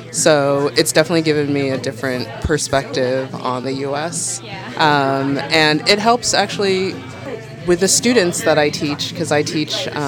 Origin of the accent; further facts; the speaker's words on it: Washington, District of Columbia, United States; moved away as an adult; now in Bloomington, United States; I come from a fairly large city on the East Coast. Um, I come from Washington, D.C., which is very, very diverse in terms of socioeconomics, you know, class, in terms of race, in terms of nationality.